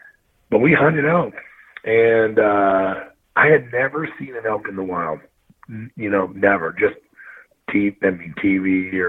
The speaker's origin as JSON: {"language": "English", "region": "Missouri", "country": "United States", "tie": "born or raised there", "said": "Oh yeah, I'm born and raised from Missouri."}